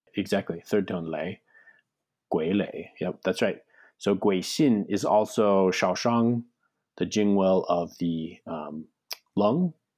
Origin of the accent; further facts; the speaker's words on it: United States; My my Chinese side of the family is Cantonese too, but we grew up in America